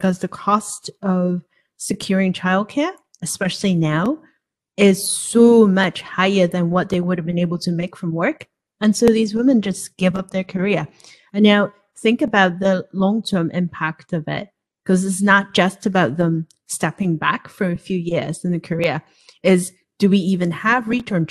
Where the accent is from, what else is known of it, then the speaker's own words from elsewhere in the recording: Hong Kong; now in United States; I was born and raised in Hong Kong